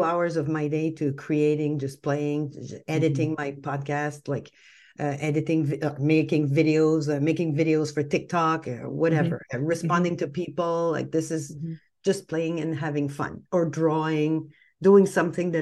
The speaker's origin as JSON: {"language": "English", "country": "Canada", "said": "we're Canadian. I'm French Canadian."}